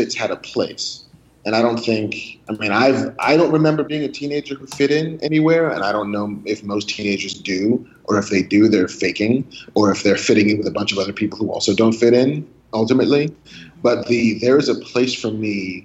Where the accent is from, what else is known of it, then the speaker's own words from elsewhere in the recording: New York City, New York, United States; also born or lived in Long Island, New York; I grew up in the Bronx and on the South Shore of Long Island